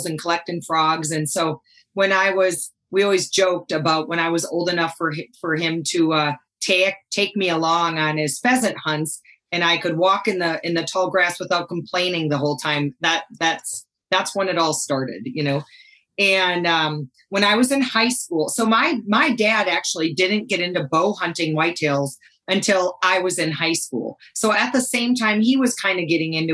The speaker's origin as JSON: {"language": "English", "region": "Wisconsin", "country": "United States", "tie": "born or raised there", "accent": "Wisconsin", "moved": "yes", "lives_now": "Montana, United States", "said": "I grew up in Wisconsin. Most people who know I'm from Montana, they pause for 1 second, tilt their head a little bit, go, \"You're not from Montana, though, are you?\" Because that Wisconsin accent tends to give me away quite a bit"}